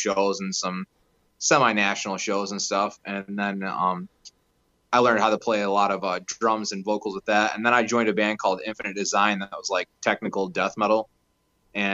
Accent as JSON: {"language": "English", "town": "Muskegon", "region": "Michigan", "country": "United States", "said": "I'm from Muskegon, Michigan"}